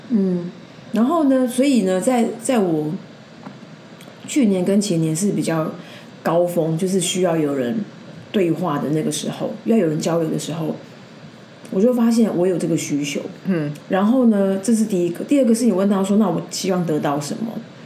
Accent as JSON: {"language": "Chinese", "country": "Taiwan", "said": "我们台湾人就是比较humble"}